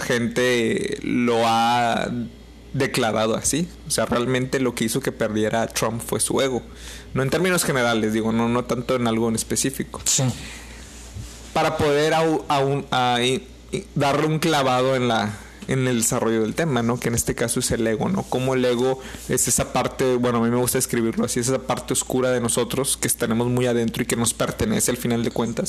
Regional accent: Mexico; somos mexicanos

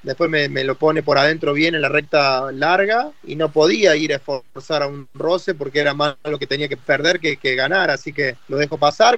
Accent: Argentina

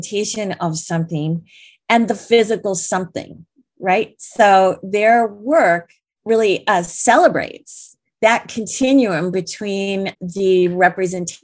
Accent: Detroit, Michigan, United States; I grew up outside of Detroit.

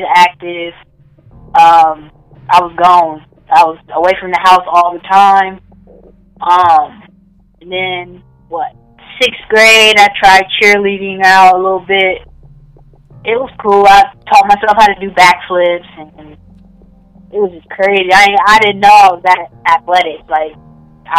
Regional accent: Lima, Ohio, United States; my hometown, it's pretty small. But a lot of hoopers come from Lima.

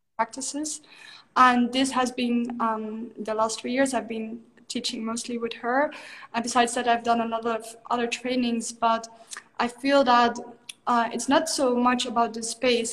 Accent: Netherlands; moved away as an adult; I grew up in the Netherlands. I'm from Holland originally.

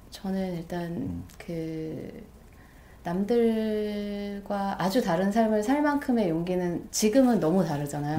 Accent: South Korea; moved away as an adult; now in New York, United States; 한국에서 뭐 제가 한국 사람 치곤 나름 영어를 되게 좋아해서

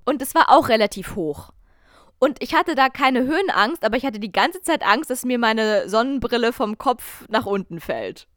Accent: Germany; ich habe mich selten als Deutsche geoutet

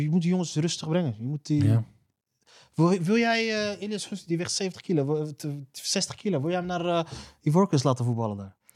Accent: Randstad, Netherlands; ik kom uit de Randstad en daar heb je dus, omdat het daar super druk is, heb zelf spliksplinter nieuwe treinen staan

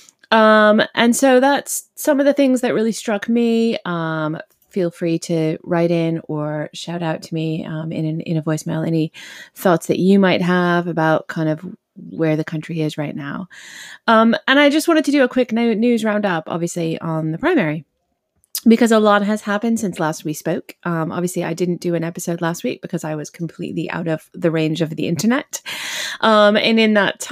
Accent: Massachusetts, United States; Massachusetts, my home state

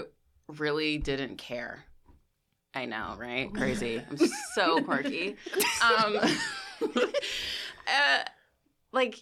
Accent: near Washington D.C., Virginia, United States; moved away as an adult; now in New York City, United States; I am from Virginia, so I just say I'm from D.C. because it's like where I'm from is like 20 minutes from D.C.

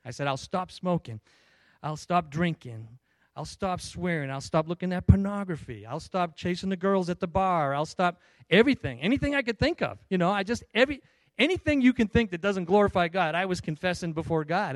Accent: Stoughton, Massachusetts, United States; accent: Boston; moved away as an adult; also born or lived in California; I grew up in Stoughton, Massachusetts. I recently just returned from California, um, and uh, after being gone for like 35 years

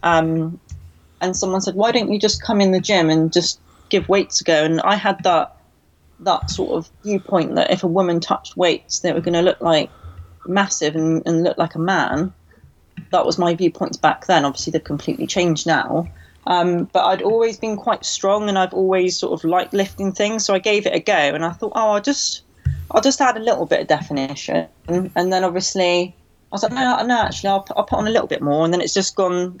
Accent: Cornwall, South West England, United Kingdom; also born or lived in London; I moved back down to Cornwall to stay with my mum

